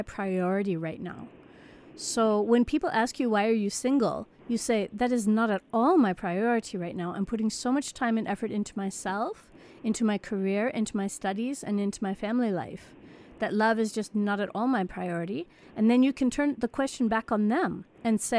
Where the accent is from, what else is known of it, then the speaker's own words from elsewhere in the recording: United States; moved away as an adult; now in South Africa; as an American, I grew up in America